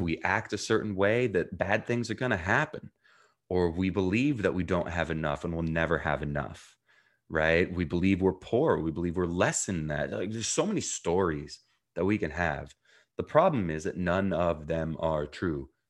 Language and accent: English; New Jersey, United States; also born or lived in Jerusalem, Israel / South Africa; I was born in Jerusalem, Israel, grew up in New Jersey, um, and spent a year between there, um, living in South Africa